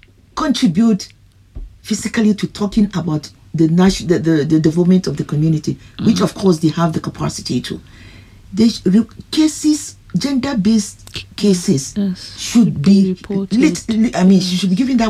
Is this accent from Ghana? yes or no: yes; Ghana; But I'm a Ghanaian